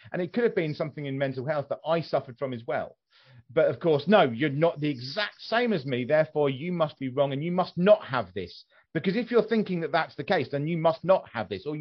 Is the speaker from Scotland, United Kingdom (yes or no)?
no; West Sussex, South East England, United Kingdom; my mother is from West Sussex, and I was born in West Sussex.